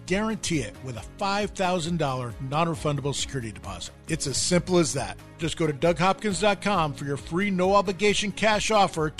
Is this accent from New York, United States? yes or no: yes; New York, United States; now in Arizona, United States; I grew up in New York